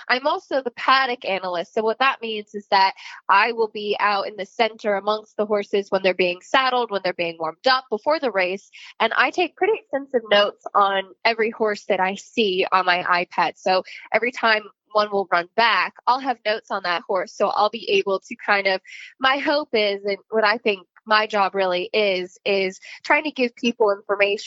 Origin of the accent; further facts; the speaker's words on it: Connecticut, United States; I grew up in Connecticut.